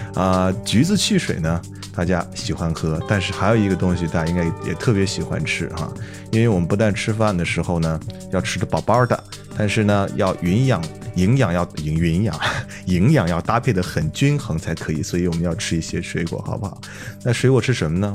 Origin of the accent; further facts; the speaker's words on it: Northwest China, China; 一个地道的西北汉子